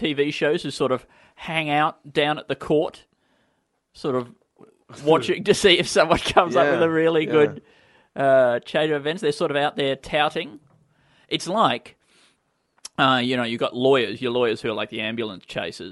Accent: Tasmania, Australia; moved away as an adult; now in Melbourne, Australia; I'm from Tasmania, all right? We don't have a lot of multi-story buildings, and certainly growing up, I had very little cause to go in elevators. And so it probably wasn't until I was, 18

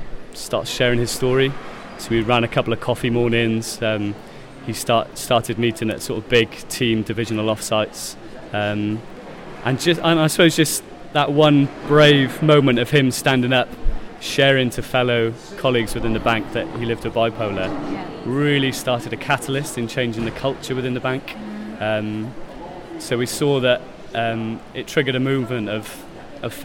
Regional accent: South Wales, United Kingdom; as a boy growing up in South Wales

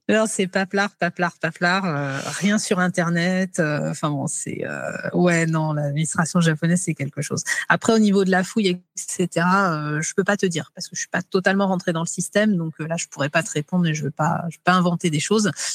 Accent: France; chez nous, en France, qu'on appelle les Gaulois aussi

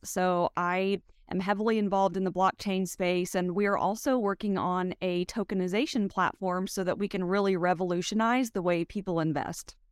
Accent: West Texas, United States; I'm from West Texas

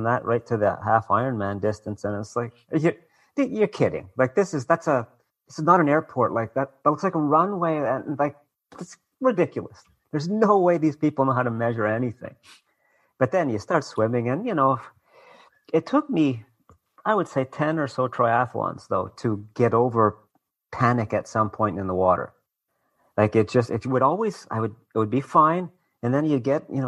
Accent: Canada; I'm Canadian

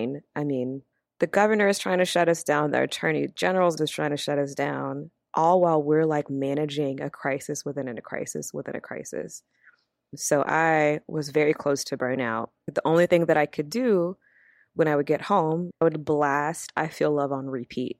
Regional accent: Louisiana, United States; also born or lived in Yokosuka, Japan / Columbia, Louisiana / Shreveport, Louisiana; I was born in Yokosuka, Japan, and then we moved from Yokosuka, Japan to Columbia, Louisiana, where my dad's side

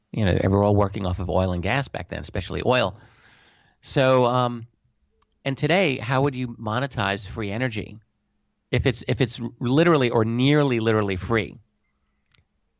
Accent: United States; I'm an American

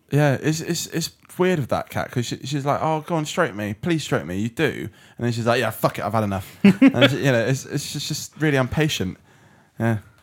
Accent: United Kingdom; I'm British

